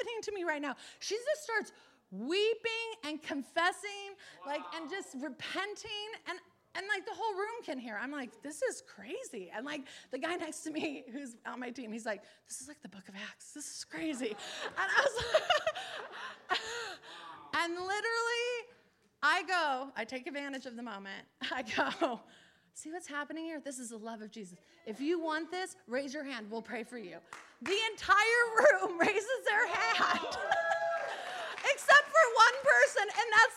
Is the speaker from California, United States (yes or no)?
yes; Los Angeles, California, United States; I'm from Los Angeles